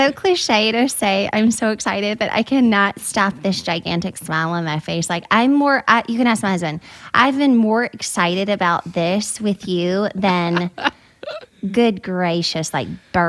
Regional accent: Baton Rouge, Louisiana, United States; moved away as an adult; now in Texas, United States; I was raised in Baton Rouge. My neighbors were French Creole, prayed in French, cussed in French, Cajun French. I was raised in Cajun French.

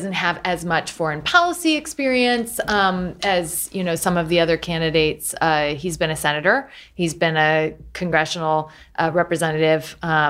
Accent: Galesburg, Illinois, United States; growing up in Galesburg, Illinois, I remember when my dad said, nobody's ever going to order pizza on, you know, the internet

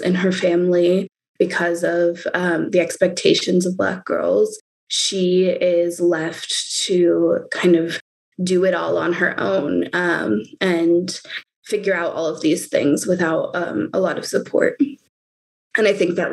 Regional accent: Oakland, California, United States; I'm from Oakland, California.

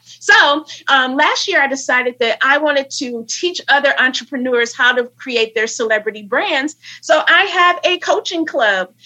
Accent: Flint, Michigan, United States; now in New York City, United States; I am um, in New York City. I hail from Flint, Michigan

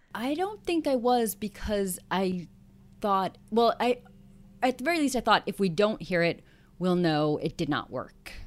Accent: New York, United States; also born or lived in Los Angeles; I am a New Yorker

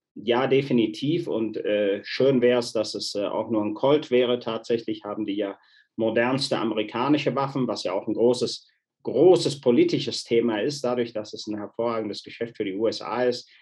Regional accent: Wuppertal, North Rhine-Westphalia, Germany; moved away as an adult; also born or lived in Spain / Cologne; now in Mexico; ich bin äh, in Deutschland aufgewachsen, in Spanien auf Urlaub geboren

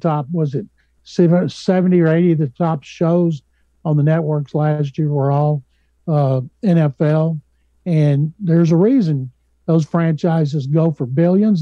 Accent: Waco, Texas, United States; I grew up in Waco, 90 miles south of Dallas, 180 miles from Houston

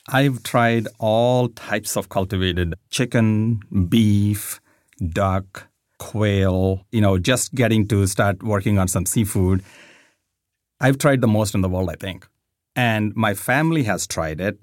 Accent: India; moved away; I grew up in India

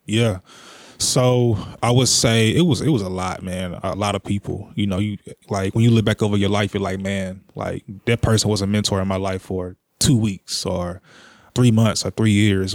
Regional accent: Jackson, Tennessee, United States; I'm born and raised in Jackson, Tennessee, all my life

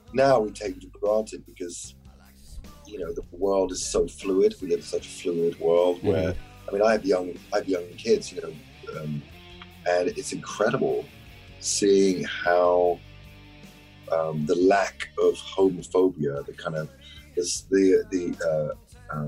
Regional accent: London, United Kingdom; I grew up in North London

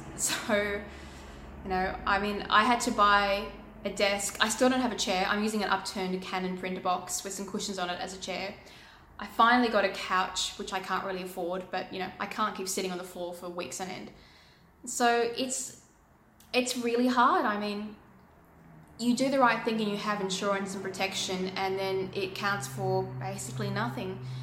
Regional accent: Australia

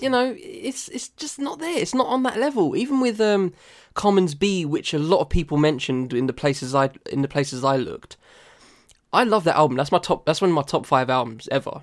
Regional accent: United Kingdom; I'm British

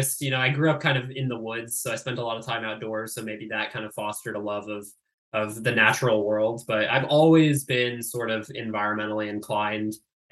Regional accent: California, United States; I grew up in Tahoe

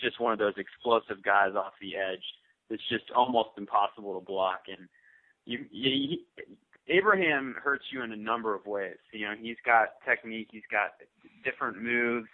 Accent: New Orleans, Louisiana, United States; growing up in New Orleans with you know, white Catholic families

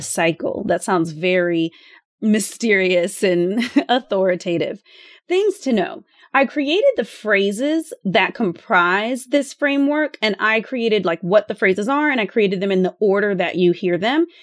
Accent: Austin, Texas, United States; I would like to buy a house here in Austin in my hometown

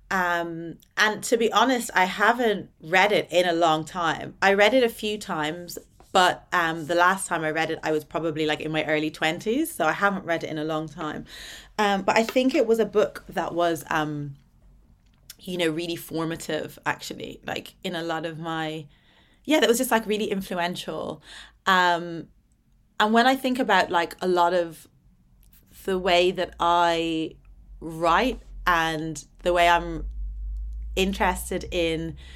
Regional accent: Atlanta, Georgia, United States; also born or lived in Dublin; So like I was born in Dublin, but um as soon as I was born we moved to Atlanta Georgia in the American South, right.

